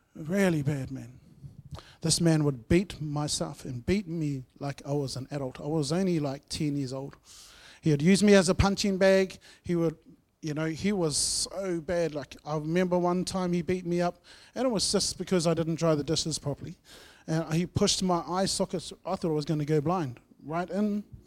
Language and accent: English; Masterton, Wellington, New Zealand; moved away; I grew up in Masterton